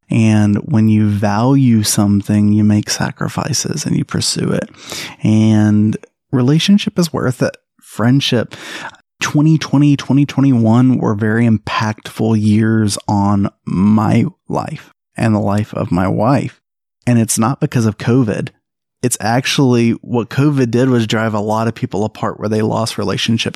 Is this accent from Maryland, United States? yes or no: no; Alabama, United States; moved away as an adult; now in South Carolina, United States; I'm from Alabama.